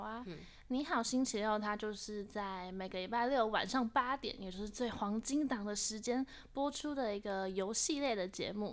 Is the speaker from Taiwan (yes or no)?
yes; Taiwan; 工作人员姐姐她就听到我们的口音，就说：“哎、你们是台湾来的吗？”我们说是